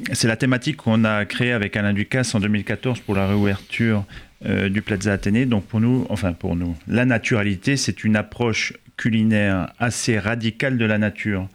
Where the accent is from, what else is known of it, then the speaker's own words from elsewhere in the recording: eastern France, France; now in Paris, France; nous, on est de l'Est de la France et donc on est, on est assez loin de la mer